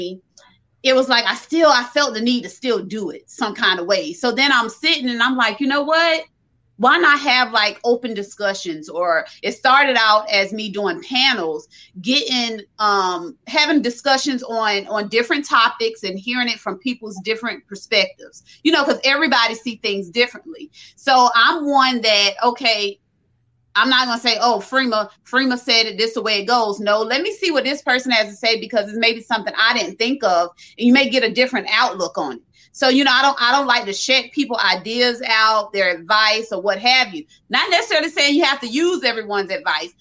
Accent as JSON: {"language": "English", "town": "Orangeburg", "region": "South Carolina", "country": "United States", "said": "I'm from South Carolina, Orangeburg, South Carolina"}